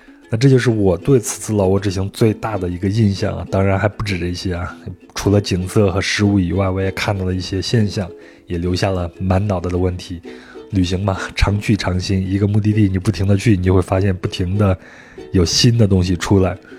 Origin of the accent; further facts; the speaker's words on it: Yunnan, China; 这就太像我们云南那边的小镇的名字了。